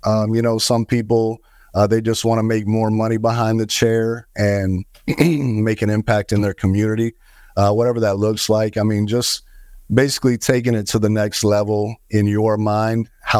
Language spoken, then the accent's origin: English; Fort Myers, Florida, United States; Yeah, originally from the Fort Myers, Florida area.